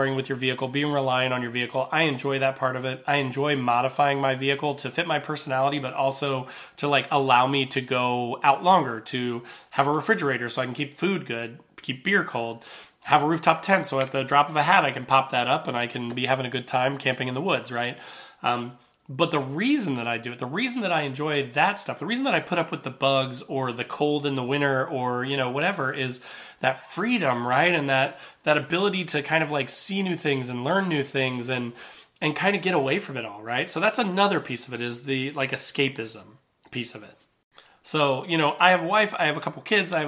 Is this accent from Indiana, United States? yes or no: yes; Southern Indiana, United States; I grew up in Southern Indiana